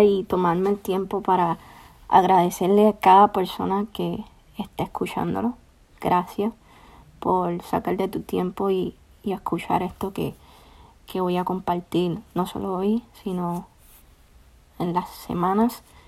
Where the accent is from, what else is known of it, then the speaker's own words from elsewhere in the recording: Puerto Rico; now in Florence, United States; Soy de Puerto Rico. Actualmente vivo en Florence, Alabama.